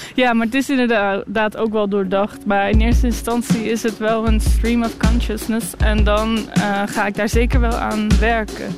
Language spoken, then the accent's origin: Dutch; Moordrecht, South Holland, Netherlands; also born or lived in The Hague / Utrecht; now in Ghent, Belgium; Ik ben opgegroeid in een klein dorpje in Moordrecht